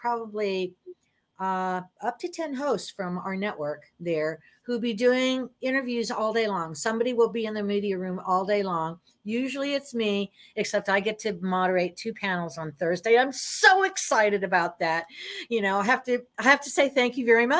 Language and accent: English; Florida, United States; I'm from Florida